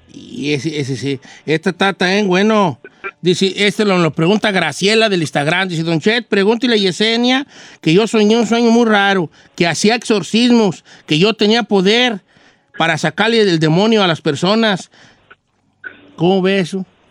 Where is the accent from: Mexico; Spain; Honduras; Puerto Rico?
Mexico; La Sauceda, Michoacán; moved away; en mi pueblo, donde, donde yo soy, el pueblo más bonito del mundo, la Sauceda de Michoacán